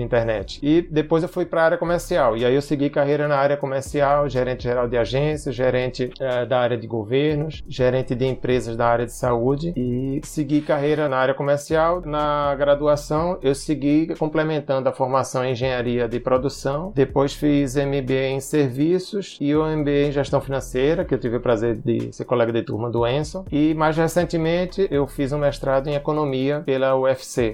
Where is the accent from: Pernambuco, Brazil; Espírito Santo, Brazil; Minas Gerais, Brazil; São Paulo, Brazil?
Pernambuco, Brazil; Eu sou pernambucano, o sotaque não nega